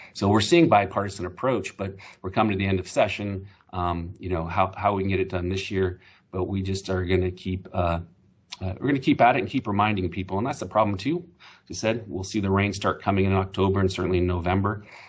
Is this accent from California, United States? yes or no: yes; Humboldt County, California, United States; I grew up in Humboldt County